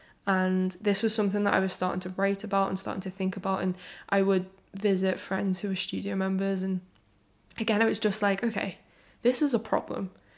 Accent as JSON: {"language": "English", "town": "Liverpool", "region": "North West England", "country": "United Kingdom", "also_born_or_lived": "London", "said": "I am from and based in Liverpool, even though my accent is like slightly softened because I went to London to study in uni and then I quickly came back."}